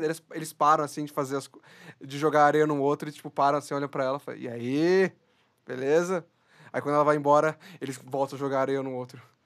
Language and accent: Portuguese; Brazil; nós, brasileiros